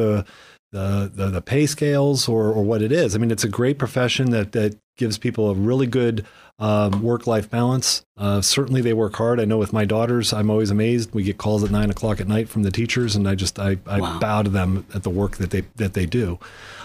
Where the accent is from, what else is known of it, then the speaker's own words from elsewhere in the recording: Millcreek, Pennsylvania, United States; I grew up in Mill Creek